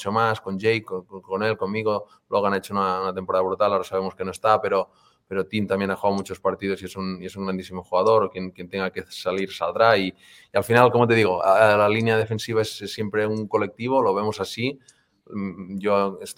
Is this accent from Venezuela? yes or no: no; Banyoles, Catalonia, Spain; moved away as an adult; also born or lived in Girona / Vigo / Barcelona; now in Kansas City, United States; Yo soy de Bañolas, que es un pueblo de, Girona